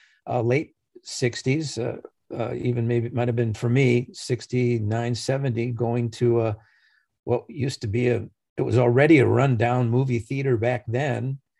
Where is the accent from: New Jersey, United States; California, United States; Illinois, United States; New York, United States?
Illinois, United States; Chicago; Chicago, Illinois.